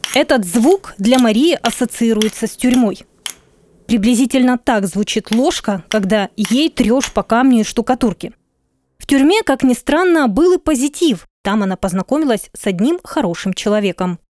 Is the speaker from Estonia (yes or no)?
no; Luhansk, Luhansk Oblast, Ukraine; now in Kyiv, Ukraine